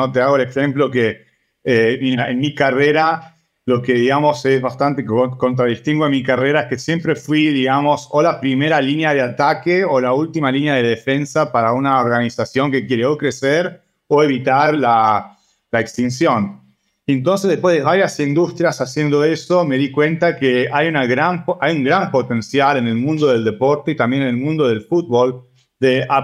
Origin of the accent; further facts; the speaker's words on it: Argentina; yo crecí en Argentina con eso, no solo jugando, pero también yendo a los varios partidos